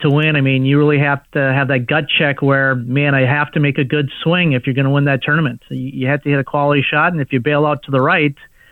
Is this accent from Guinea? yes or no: no; Minnesota, United States; also born or lived in Dallas / Costa Rica; now in Orlando, United States; I grew up in Minnesota